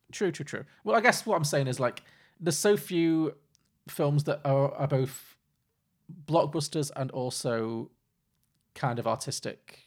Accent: Liverpool, North West England, United Kingdom; I'm from, I grew up in Liverpool and most of my family are f, from Irish Catholic background

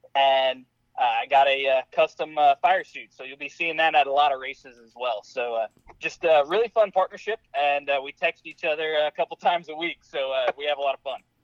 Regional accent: St. Louis, Missouri, United States; growing up in Missouri, right there on the Mississippi, uh, in St. Louis

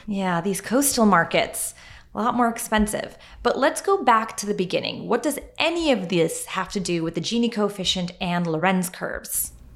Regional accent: Western New York, United States; I grew up in Western New York

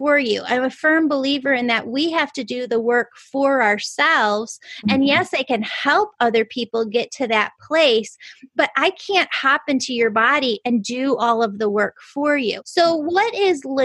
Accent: Chicago, Illinois, United States; I'm from the Chicagoland area

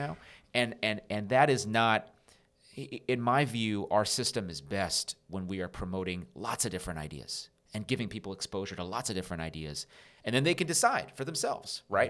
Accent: Rowland Heights, California, United States; also born or lived in North Carolina; I grew up in Rolling Heights, which is a suburb not far from where we're recording this right now

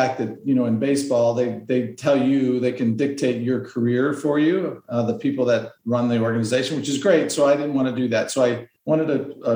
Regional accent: Southern Arizona, United States; now in Scottsdale, United States; I'm from Arizona. So I'm out here in Scottsdale, Arizona, but I was born in a small town in Southern Arizona from 6 kids

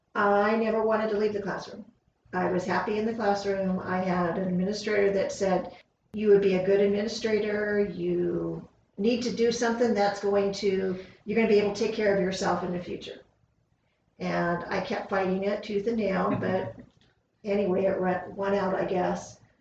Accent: Upland, California, United States; also born or lived in Fontana, California; 62 and a half years ago, I was born in Upland, California

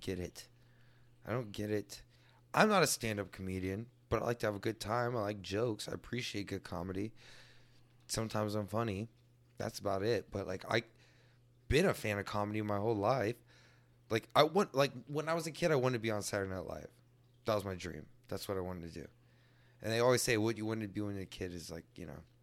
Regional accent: Texas, United States; I'm native Texan, and I praise being a native Texan

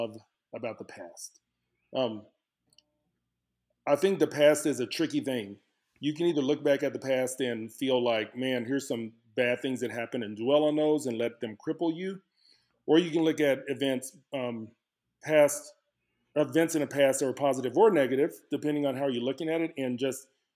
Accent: Dallas, Texas, United States; moved away as an adult; now in Lubbock, United States; I was born and raised in Dallas, Texas.

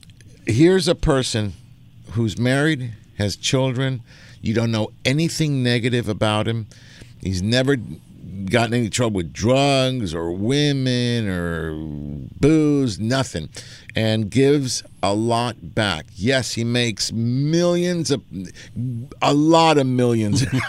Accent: Argentina; I'm from Argentina

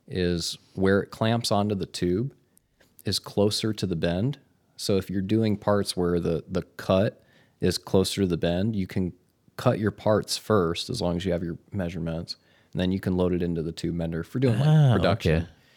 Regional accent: Michigan, United States; also born or lived in Las Vegas; now in Hermosa Beach, United States; I'm from Michigan.

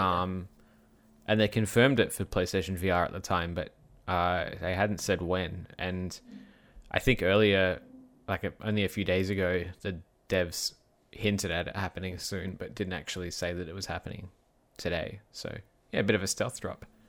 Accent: Perth, Western Australia, Australia; My hometown of Perth

